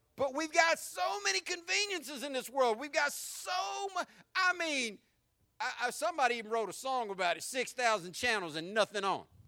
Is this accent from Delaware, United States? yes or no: no; Jacksonville, Florida, United States; accent: country; also born or lived in San Diego, California / England; I learned to talk like this on the west side of Jacksonville